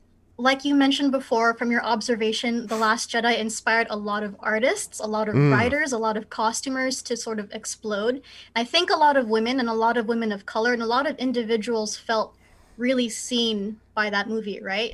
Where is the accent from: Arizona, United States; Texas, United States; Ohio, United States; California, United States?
California, United States; Bay Area; I'm from the West Coast in the Bay Area, so there's a big commercial industry.